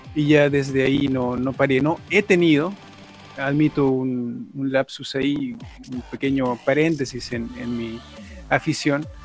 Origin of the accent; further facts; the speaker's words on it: Peru; Yo también soy de Perú